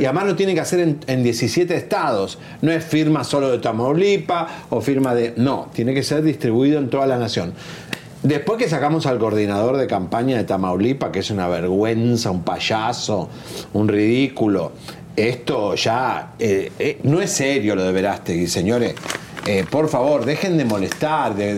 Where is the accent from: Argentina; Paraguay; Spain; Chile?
Argentina; a mí como argentino